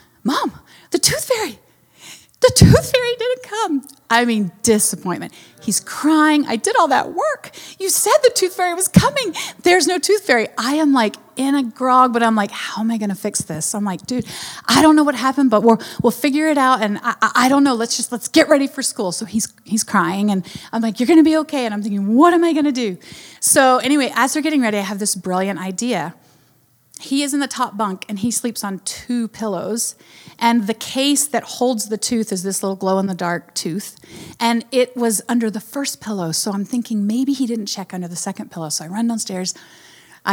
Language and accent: English; North Carolina, United States; I'm from North Carolina